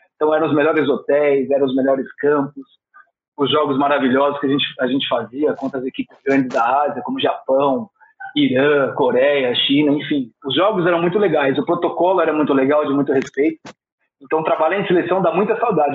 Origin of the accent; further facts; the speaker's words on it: Brazil; eu sou brasileiro